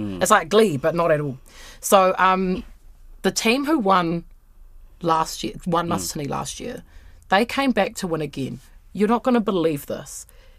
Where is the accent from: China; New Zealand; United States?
New Zealand; It's just part of being a New Zealander. I've got to make fun of Hamilton.